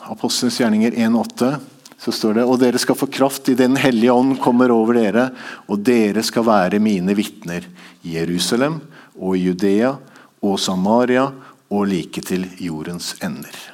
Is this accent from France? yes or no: no; Tanzania; born there; Så jeg gikk bort til han etterpå og sa jeg, jeg er født i Tanzania.